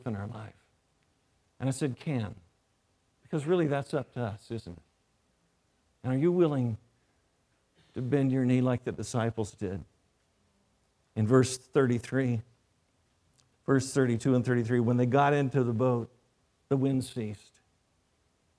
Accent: North Carolina, United States; moved away; I grew up in North Carolina

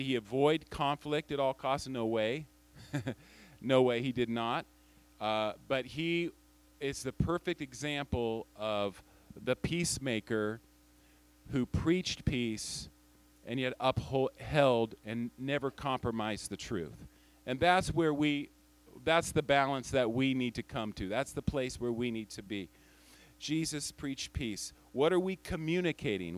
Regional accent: United States; moved away as an adult; also born or lived in Tajikistan; as an American living overseas

